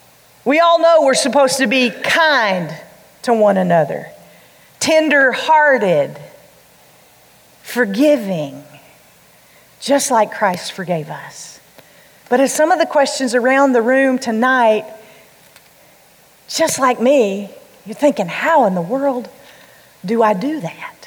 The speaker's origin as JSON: {"language": "English", "area": "the Bible Belt", "region": "the South", "country": "United States", "tie": "born or raised there", "said": "We grew up in the Bible Belt"}